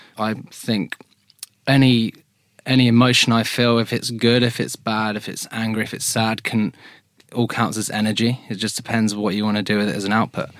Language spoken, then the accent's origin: English; Hampton, England, United Kingdom; born or raised there